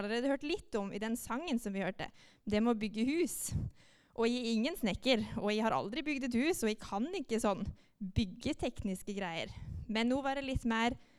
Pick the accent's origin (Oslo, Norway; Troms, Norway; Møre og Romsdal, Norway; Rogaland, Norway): Møre og Romsdal, Norway; Molde; moved away as an adult; now in Jæren, Norway; jeg kommer fra Molde. Det hører dere kanskje at jeg snakker litt annerledes